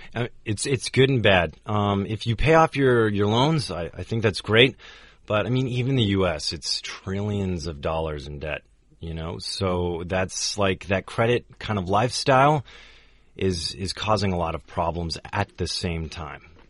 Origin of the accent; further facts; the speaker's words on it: United States; so Americans